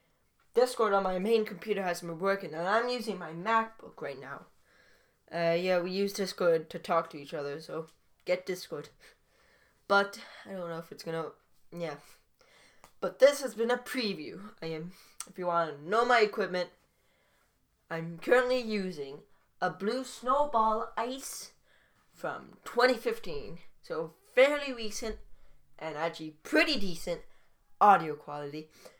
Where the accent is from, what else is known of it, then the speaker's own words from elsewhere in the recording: Canada; Yeah, I am Canadian.